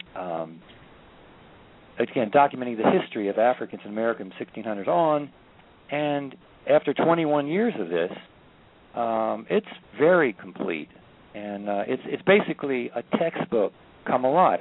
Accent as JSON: {"language": "English", "town": "Washington", "region": "District of Columbia", "country": "United States", "tie": "born or raised there", "said": "I grew up in Washington D.C."}